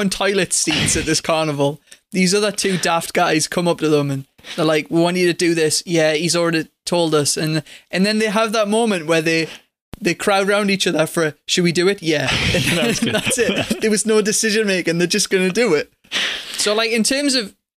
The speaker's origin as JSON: {"language": "English", "region": "England", "country": "United Kingdom", "said": "I'm English"}